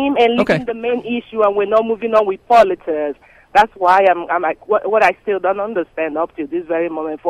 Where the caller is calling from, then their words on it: Dallas, Texas, United States; Again, I'm calling from Dallas, Texas, actually, to start with. I'm from Africa